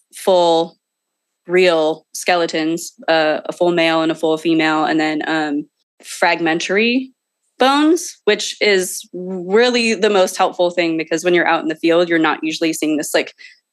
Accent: San Jose, California, United States; now in Sacramento, United States; I live in Sacramento, California, but I was born and raised in San Jose, California, in the Silicon Valley

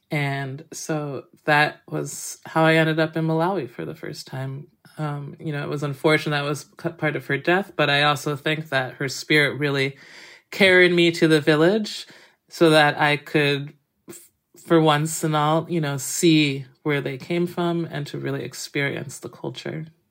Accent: Massachusetts, United States; where I grew up in Massachusetts

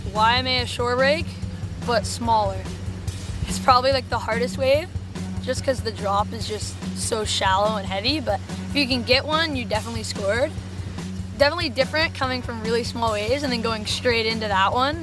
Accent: Virginia Beach, Virginia, United States; 16 years old from Virginia Beach, Virginia

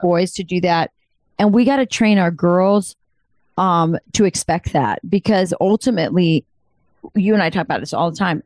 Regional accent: Southwest, United States; I'm Hispanic from the Southwest

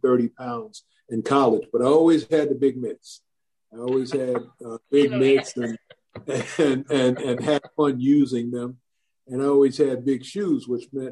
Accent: Long Island, New York, United States; I grew up on Long Island

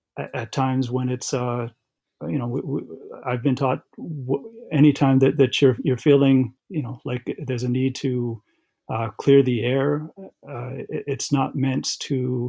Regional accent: Aquinnah, Massachusetts, United States; I am from Aquina. That's where my DNA, my people are from. That's a small town on the western end of Martha's Vineyard Island

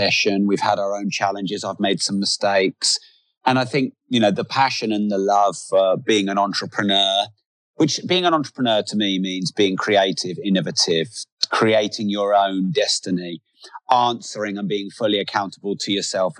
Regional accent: England, United Kingdom; I'm very English

